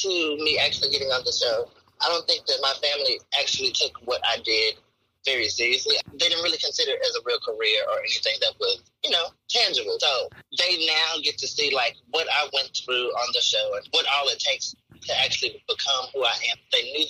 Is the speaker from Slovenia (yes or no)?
no; the South, United States; You know I'm from the South, so we create some names.